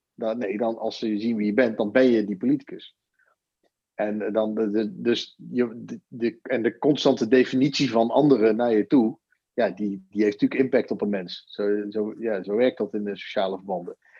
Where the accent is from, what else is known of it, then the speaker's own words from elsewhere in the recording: Netherlands; als Nederlander, als kiezer